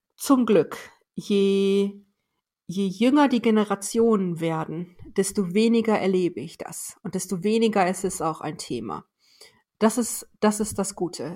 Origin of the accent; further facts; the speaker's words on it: Weserbergland, Lower Saxony, Germany; German is a second language; now in Osnabrück, Germany; ich komme aus Osnabrück jetzt gerade oder früher aus dem Weserbergland